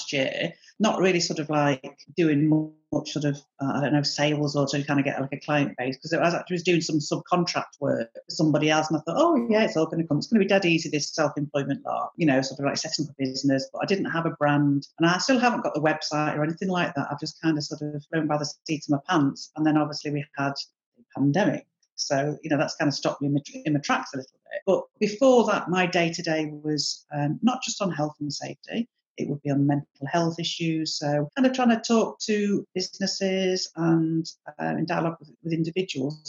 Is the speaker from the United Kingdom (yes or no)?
yes; Manchester, North West England, United Kingdom; I was born in 1970 in Manchester